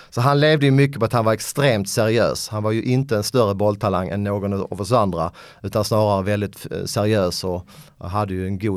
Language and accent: Swedish; Skåne, Sweden; accent: Scanian; Eh, skånska, svenska, lite polska jag är halvpolack, min mamma är född i Polen.